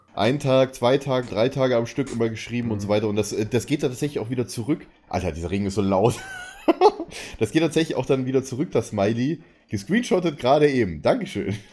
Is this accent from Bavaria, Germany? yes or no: yes; outside Munich, Bavaria, Germany; now in Berlin, Germany; meine Heimat zeigen würde, so mit See oder sowas